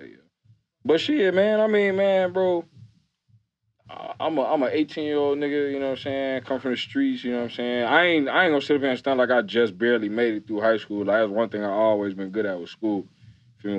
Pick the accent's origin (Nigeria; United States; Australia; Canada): United States; Chicago, Illinois; also born or lived in Atlanta; I'm from Chicago, like, the city.